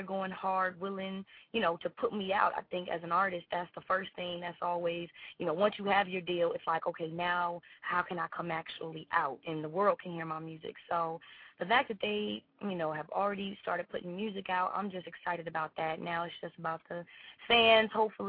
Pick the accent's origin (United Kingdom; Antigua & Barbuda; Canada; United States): United States; Chicago, Illinois; my hometown, my city, Chicago, of course. We've been juking since I was little